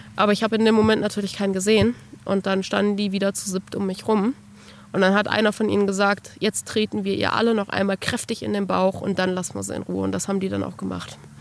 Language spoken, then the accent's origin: German; Bad Arolsen, Hesse, Germany; now in Kassel, Germany; Geboren und aufgewachsen bin ich in Bad Arolsen